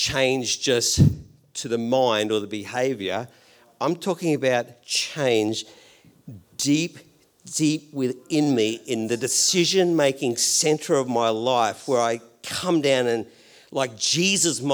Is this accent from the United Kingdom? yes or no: no; Australia; I'm Australian